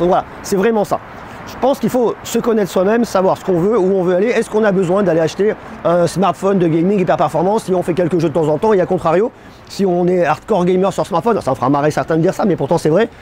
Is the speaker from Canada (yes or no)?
no; Auvergne-Rhône-Alpes, France; also born or lived in Clermont-Ferrand / Paris; J'habite à Clermont-Ferrand. Moi, je suis un bougnat je suis un Auvergnat